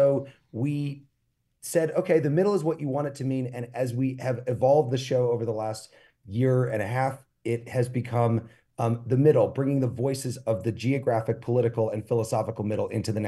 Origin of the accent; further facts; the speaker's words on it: Illinois, United States; I'm from Central Illinois